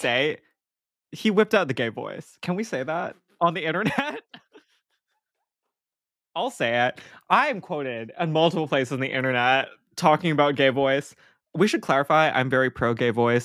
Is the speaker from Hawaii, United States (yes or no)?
yes; Hawaii, United States; growing up in Hawaii and not on the continent